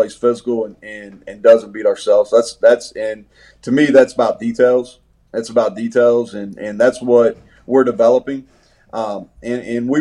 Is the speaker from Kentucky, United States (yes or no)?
yes; Bardstown, Kentucky, United States; also born or lived in Danville, Kentucky; I'm from Kentucky. Yep. I grew up in Bardstown, Kentucky, which is the bourbon capital of the world. Lived there till I was about 13.